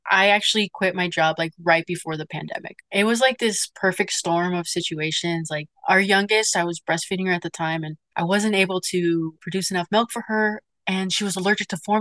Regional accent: Arizona, United States; I grew up in Arizona

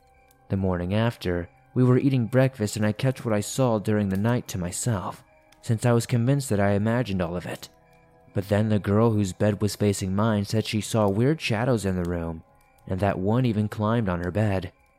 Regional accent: Montreal, Quebec, Canada; I'm from Montreal, so I don't know the area super well.

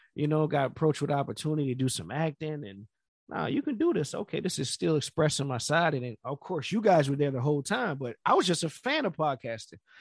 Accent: Florida, United States; I'm from Florida

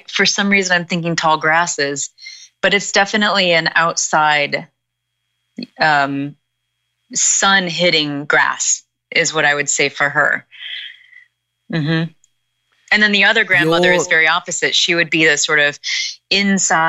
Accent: Midwest, United States; I'm a woman from the Midwest in America

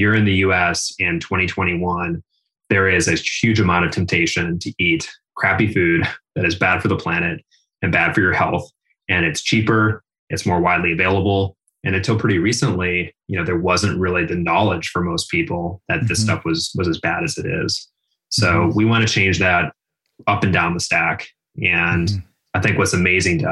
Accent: outside of Minneapolis, Minnesota, United States; So I grew up in the Midwest, outside of Minneapolis, Minnesota, middle class, middle America

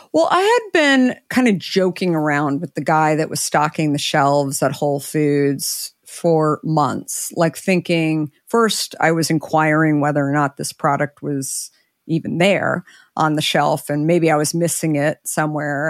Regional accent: Arizona, United States; I grew up in Arizona

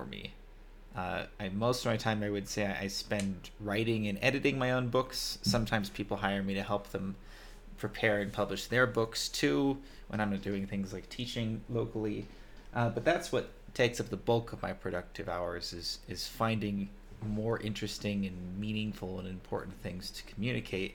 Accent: California, United States; moved away as an adult; now in Armenia; I am American. I'm from California

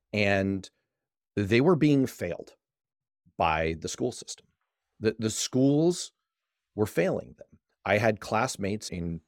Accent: New York City, New York, United States; I was growing up in New York City in the early 80s. I grew up there during the heart of the crack epidemic. Mm. I attended New York City public schools.

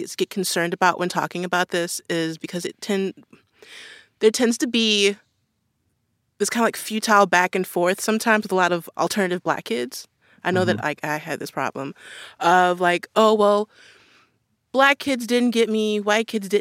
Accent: Baltimore, Maryland, United States; I grew up in Baltimore.

